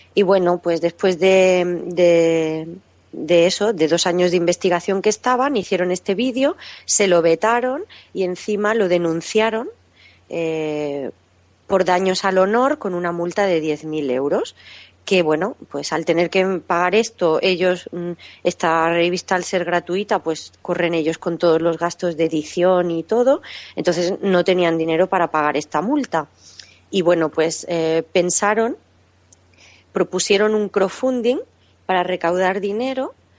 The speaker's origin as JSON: {"language": "Spanish", "region": "Catalonia", "country": "Spain", "tie": "born or raised there", "moved": "as an adult"}